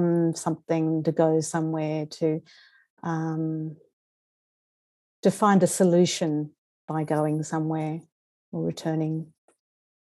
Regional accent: Sydney, New South Wales, Australia; also born or lived in Istanbul, Turkey; I actually grew up on the North Shore, the upper North Shore, in Murunga.

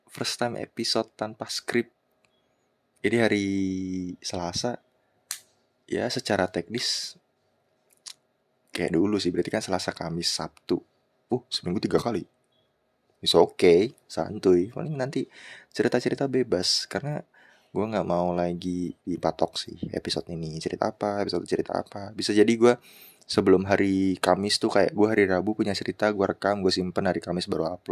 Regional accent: Cikarang, West Java, Indonesia; gue dari Cikarang

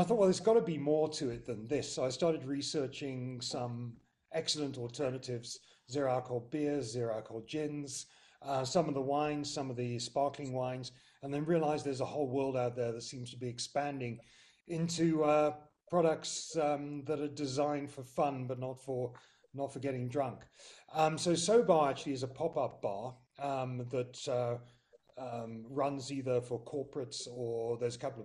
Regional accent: United Kingdom; moved away as an adult; now in South Africa; I'm British by birth

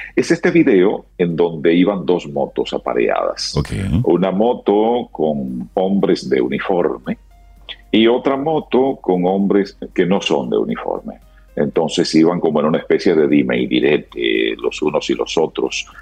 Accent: Dominican Republic

